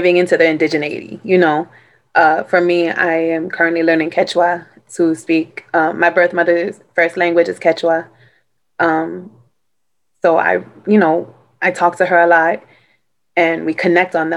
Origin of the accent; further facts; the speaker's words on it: New York City, New York, United States; I grew up in Brooklyn.